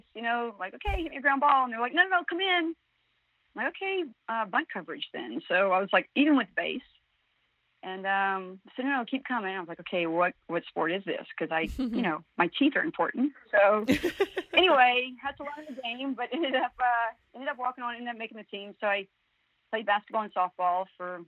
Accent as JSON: {"language": "English", "town": "Crowley", "region": "Louisiana", "country": "United States", "tie": "born or raised there", "moved": "yes", "said": "I'm a Cajun from Southwest Louisiana, small town by the name of Crowley"}